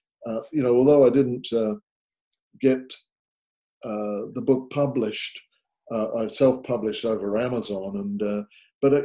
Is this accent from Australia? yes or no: no; England, United Kingdom; moved away as an adult; also born or lived in Canada; I was born and raised in England and I started work there, but a long time ago now, I moved to Canada